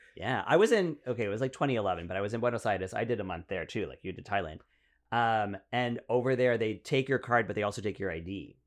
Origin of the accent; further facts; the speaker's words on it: Ottawa, Ontario, Canada; moved away; I grew up in Ottawa, so I went to, like, a completely French school.